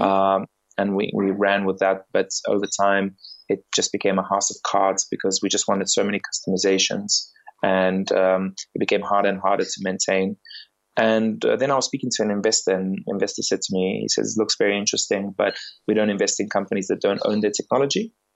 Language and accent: English; South Africa; moved away as an adult; also born or lived in England; now in London, United Kingdom; I grew up in South Africa